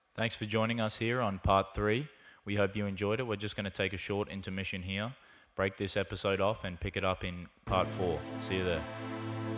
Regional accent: Australia; moved away; my home country of Australia

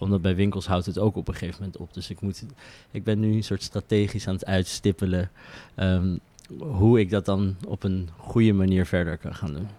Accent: The Hague, South Holland, Netherlands; ik kom uit Den Haag

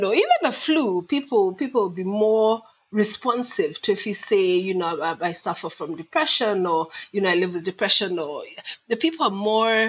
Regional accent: Kenya; also born or lived in England, United Kingdom; now in United Kingdom; So I'm … from Kenya. Well, actually, Kenya via England, or is it England via Kenya?

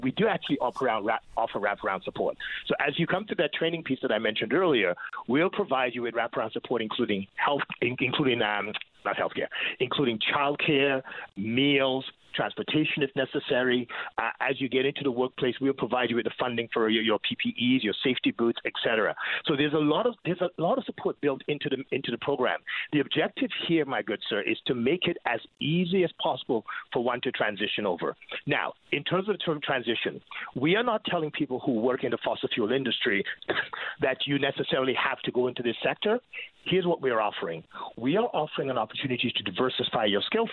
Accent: Quebec, Canada; I grew up in Quebec

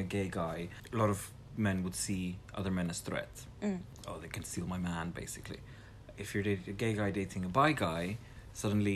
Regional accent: South Africa; now in Netherlands; I'm South African, now living in the Netherlands.

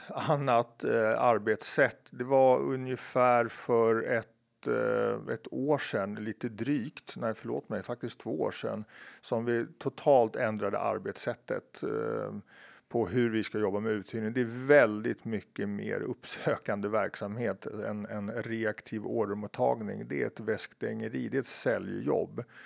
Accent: Stockholm, Stockholm County, Sweden; när jag växte upp på Kungsholmen

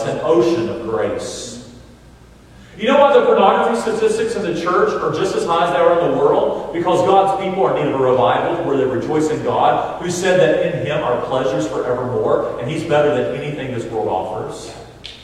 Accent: North Carolina, United States; now in Roanoke, United States; I grew up in North Carolina, and I've lived almost as much time in Roanoke as I have in North Carolina

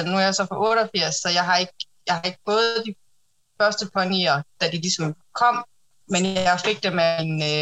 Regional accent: Mors, North Denmark Region, Denmark; now in Silkeborg, Denmark; jeg bor i Silkeborg. Øh, jeg er 33 år gammel. Jeg er født og opvokset på Mors.

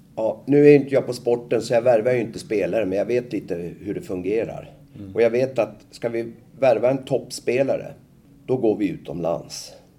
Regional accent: Nacka, Stockholm County, Sweden; moved away as an adult; now in Boden, Sweden; jag är född i Nacka, en eh, av kranskommunerna till Stockholm och eh, jag flyttade hit upp i samband med att jag gjorde lumpen. 1970

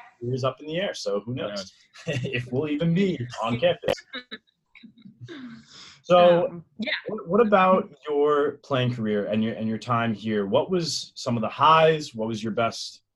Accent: New Jersey, United States; We're Jersey boys through and through.

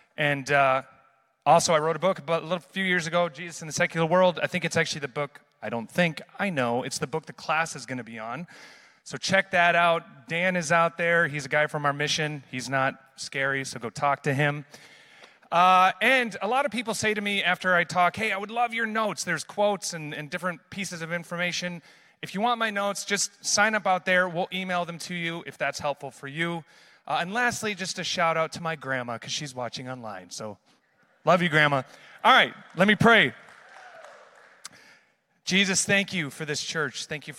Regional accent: Amsterdam, North Holland, Netherlands; growing up in missions my whole life, born and raised in Amsterdam, seeing the power of God outside of the church.

